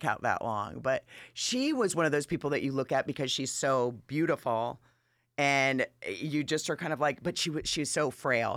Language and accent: English; Atlanta, Georgia, United States; also born or lived in Manchester, Massachusetts; I've been in Atlanta. I feel like I'm a native, but since I was ten, and before that, I came from New England.